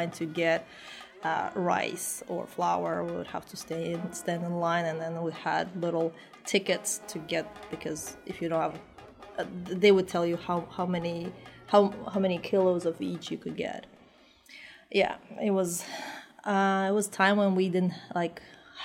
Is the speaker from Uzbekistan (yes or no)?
yes; Tashkent, Uzbekistan; English is a second language; now in United States; I was born in Tashkent, which is the capital of Uzbekistan.